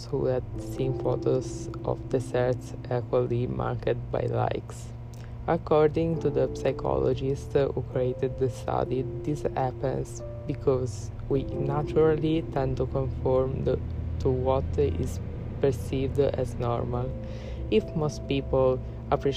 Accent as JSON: {"language": "English", "country": "Italy", "said": "I'm from Italy, I'm Italian"}